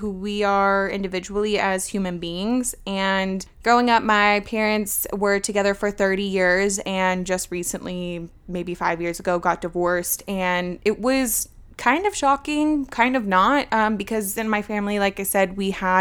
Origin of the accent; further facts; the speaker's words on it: Georgia, United States; also born or lived in Virginia; I was born in Virginia, and when I was 5, I moved here to Georgia.